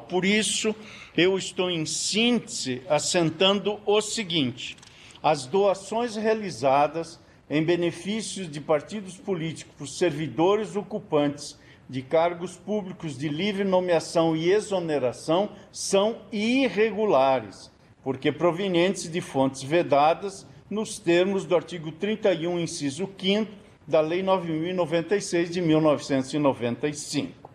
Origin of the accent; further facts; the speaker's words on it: Rondinha, Rio Grande do Sul, Brazil; moved away; also born or lived in Paraná; Eu que nasci em Rondinha e me fiz paranaense